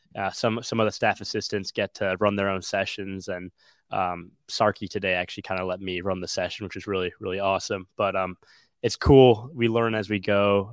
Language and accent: English; Wilmette, Illinois, United States; i'm from the Chicagoland area. I'm from the small town called Wilmette